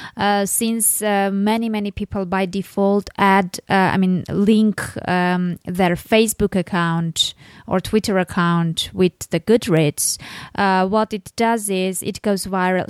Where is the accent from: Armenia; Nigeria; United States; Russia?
Armenia; I'm from Armenia. I'm, I'm living in Armenia